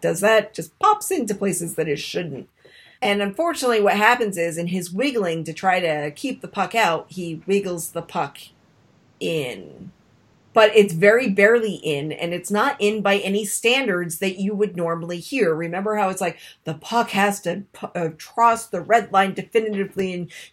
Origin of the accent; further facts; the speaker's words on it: Rhode Island, United States; I'm from Rhode Island